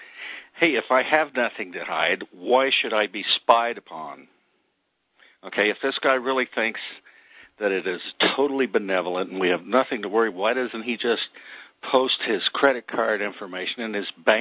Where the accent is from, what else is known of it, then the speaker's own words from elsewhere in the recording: United States; now in Canada; I'm an American. However, I do live in Canada